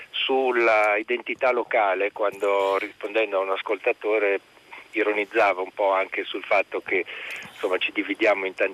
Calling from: Milan, Lombardy, Italy; Sì, buongiorno … sono di Milano.

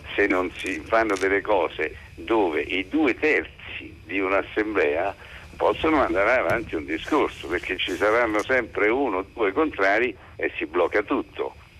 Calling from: Rome, Lazio, Italy; chiamo da Roma

